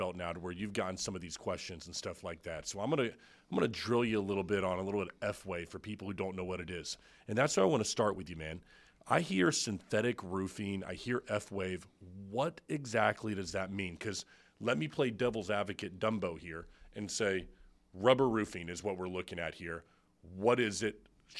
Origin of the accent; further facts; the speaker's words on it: Brandon, Florida, United States; I grew up in Brandon, okay?